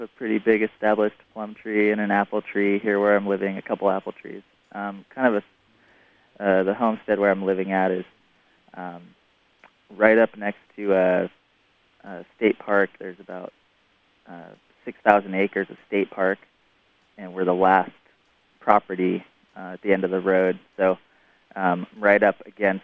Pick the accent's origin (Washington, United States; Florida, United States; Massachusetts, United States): Washington, United States; Seattle; now in Orcas Island, United States; I grew up in Seattle